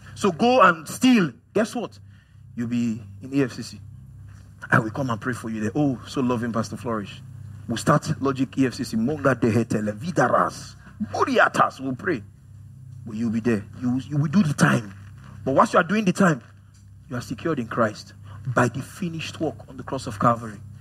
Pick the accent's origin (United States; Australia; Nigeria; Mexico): Nigeria; as a Nigerian man